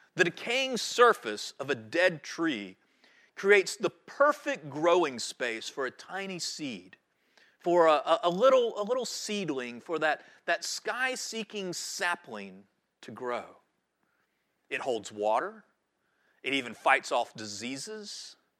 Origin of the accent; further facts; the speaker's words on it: High Point, North Carolina, United States; moved away as an adult; now in Wrightsville Beach, United States; I grew up in High Point, North Carolina